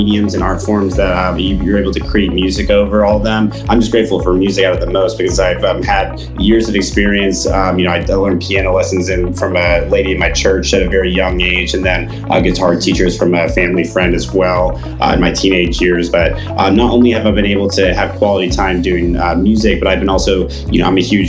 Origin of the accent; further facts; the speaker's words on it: Atlanta, Georgia, United States; moved away as an adult; also born or lived in Salt Lake City, Utah; now in Utah, United States; I was actually raised in Atlanta, Georgia for the first 20 years of my life.